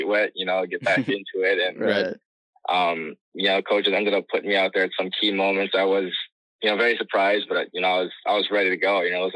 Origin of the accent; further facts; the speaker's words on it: Burnsville, Minnesota, United States; now in Massachusetts, United States; Growing up in Burnsville